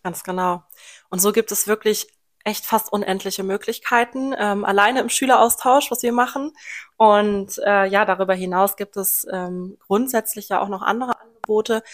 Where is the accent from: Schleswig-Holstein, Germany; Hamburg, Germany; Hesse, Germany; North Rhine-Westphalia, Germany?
North Rhine-Westphalia, Germany; Lohmar; ich komme hier aus dem Großraum Loma. Bin hier aufgewachsen und auch immer noch hier, aus dem Rhein-Sieg-Kreis